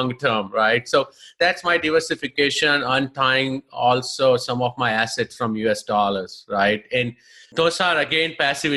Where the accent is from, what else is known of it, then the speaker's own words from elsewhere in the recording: India; moved away as an adult; now in United States; I'm basically from India